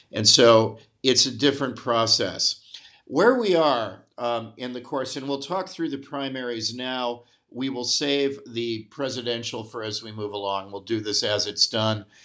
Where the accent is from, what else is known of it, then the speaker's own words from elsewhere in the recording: Ohio, United States; now in Milan, Italy; I grew up in Ohio, a good Midwestern boy